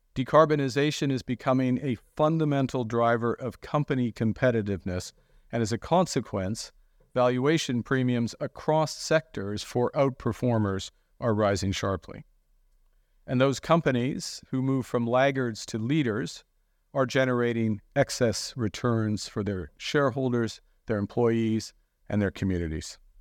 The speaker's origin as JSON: {"language": "English", "town": "Fort Smith", "region": "Northwest Territories", "country": "Canada", "tie": "born or raised there", "said": "I was born in Fort Smith uh, in the Northwest Territories"}